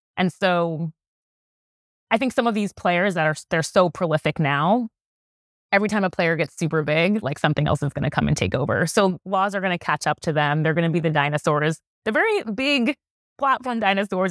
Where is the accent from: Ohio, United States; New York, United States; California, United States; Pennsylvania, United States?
New York, United States; New York City; I'm from New York City